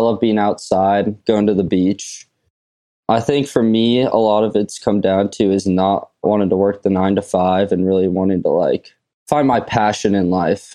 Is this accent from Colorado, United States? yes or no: no; California, United States; I'm from California